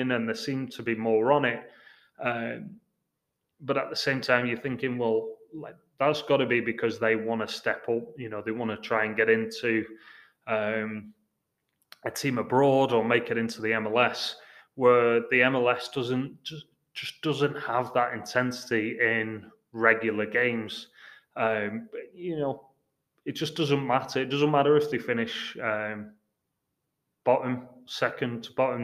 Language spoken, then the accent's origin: English; England, United Kingdom; moved away as an adult; also born or lived in Houston; now in Seattle, United States; I'm English